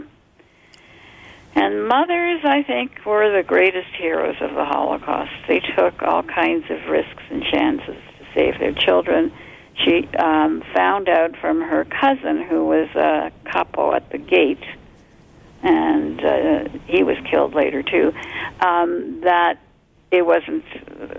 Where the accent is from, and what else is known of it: Toronto, Ontario, Canada; born or raised there; also born or lived in Montreal, Quebec / Poland